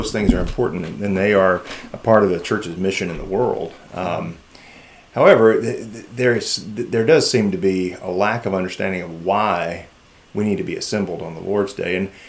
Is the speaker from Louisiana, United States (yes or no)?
yes; South Louisiana, United States; now in Carbondale, United States; I was pastoring in a PCA church in Louisville, Kentucky for 13, but I'm originally from South Louisiana.